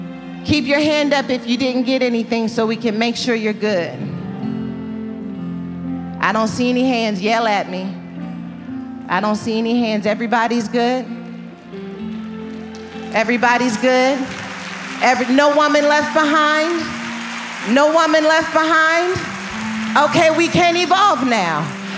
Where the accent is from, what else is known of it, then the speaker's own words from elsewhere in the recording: Dallas, Texas, United States; Dallas. This is my hometown